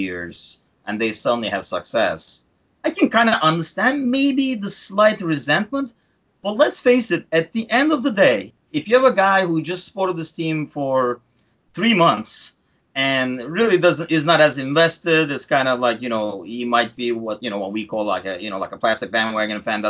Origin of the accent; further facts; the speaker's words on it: Turkey; now in United States; I'm originally from Turkey